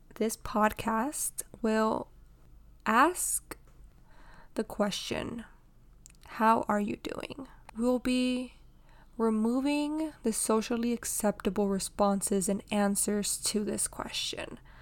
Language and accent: English; Houston, Texas, United States; born and raised in Houston, Texas